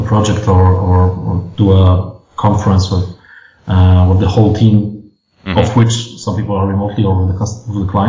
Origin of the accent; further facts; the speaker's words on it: Warsaw, Masovian Voivodeship, Poland; we're basically all from Warsaw or the areas around Warsaw